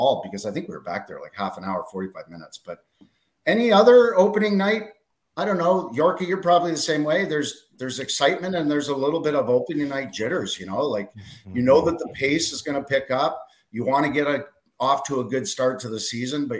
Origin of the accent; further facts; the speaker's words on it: Ottawa, Ontario, Canada; growing up in Ottawa